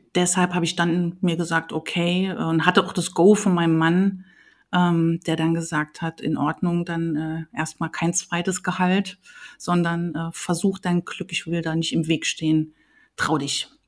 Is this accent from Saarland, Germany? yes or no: yes; Saarland, Germany; moved away as an adult; also born or lived in Leipzig / Trier; Also ich äh, bin aus dem Saarland, habe in Leipzig studiert, ähm, lebe aber hier wieder so seit 2004